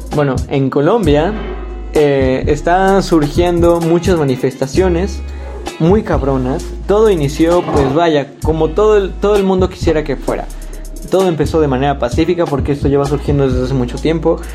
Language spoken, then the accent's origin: Spanish; Mexico; yo como mexicano